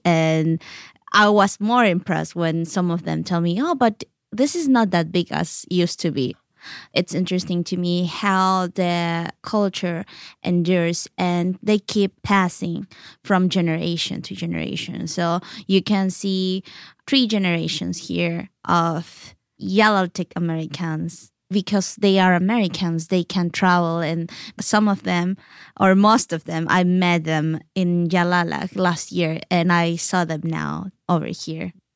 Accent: Oaxaca City, Oaxaca, Mexico; English is a second language; moved away; also born or lived in Yalálag; even when I was raised in Oaxaca City, I was surrounded by my culture there, my Yalaltec culture in Oaxaca City

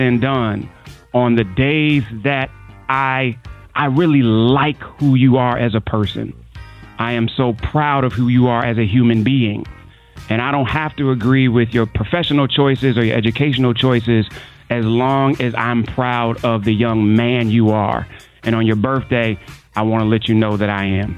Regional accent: Cleveland, Ohio, United States; my hometown, a suburb of Cleveland, Parma, Ohio

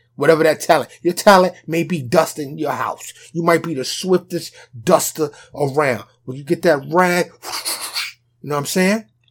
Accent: New York City, New York, United States; also born or lived in Bronx, New York; now in Dallas, United States; I'm from New York. like I said, New York City. Okay? I just happen to have been born and raised there

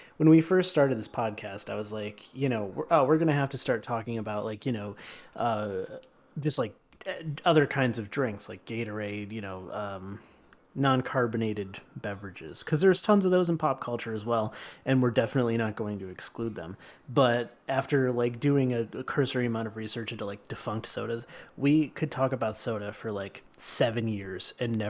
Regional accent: New York, United States; I'm from New York. I'm walking here. And I have never seen New York Seltzer. But I don't believe it's even made here.

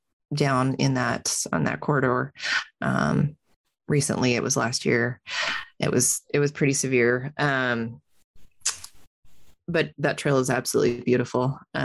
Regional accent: Salem, Oregon, United States; also born or lived in Montana; now in Bend, United States; I grew up in Salem. I made a quick stop in Montana for college and then I came back to Bend. So Salem is in the Willamette Valley, which is lush and green and all things rain.

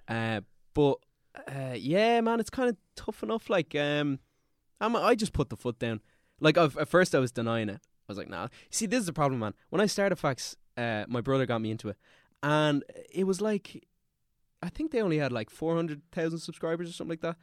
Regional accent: Dublin, Leinster, Ireland; also born or lived in Austria; I'm from Glasnevin.

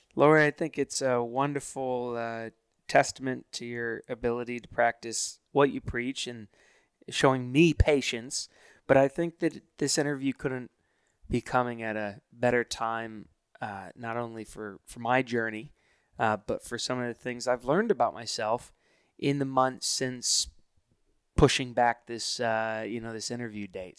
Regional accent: Hilton Head Island, South Carolina, United States; I grew up in Hilton Head Island, South Carolina

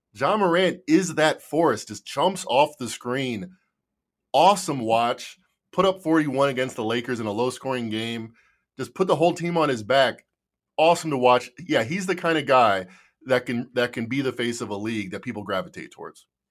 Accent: Chicago, Illinois, United States; I'm from Chicago

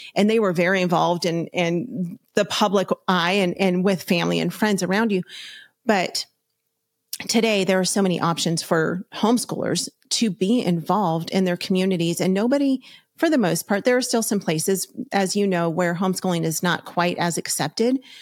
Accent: Los Angeles County, California, United States; We're from Los Angeles County

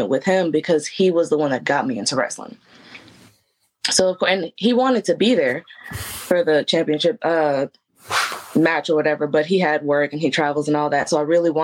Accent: Memphis, Tennessee, United States; I was there from Memphis

